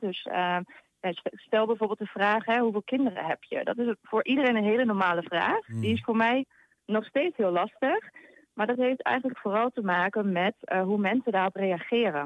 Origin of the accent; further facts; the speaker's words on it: Hengelo, Overijssel, Netherlands; ik uit Hengelo kom